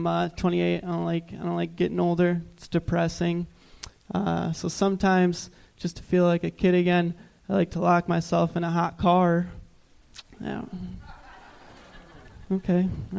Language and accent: English; Michigan, United States